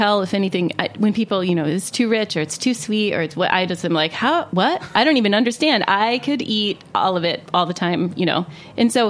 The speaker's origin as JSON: {"language": "English", "region": "Ohio", "country": "United States", "tie": "born or raised there", "said": "I grew up in Ohio"}